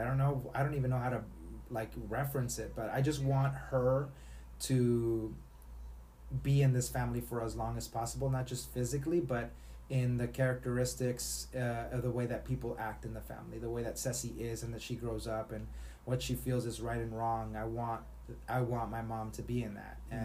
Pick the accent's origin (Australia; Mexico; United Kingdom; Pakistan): Mexico; Matamoros, Tamaulipas; growing up in Matamoros, Mexico